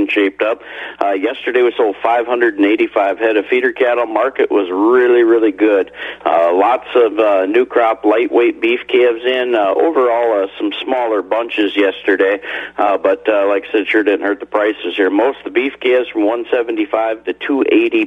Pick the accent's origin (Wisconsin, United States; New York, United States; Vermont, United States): Wisconsin, United States; also born or lived in Missouri; I was born and raised in Wisconsin